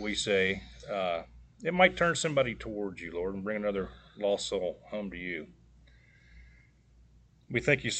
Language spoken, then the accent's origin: English; White Bluff, United States; I think we all came from White Bluff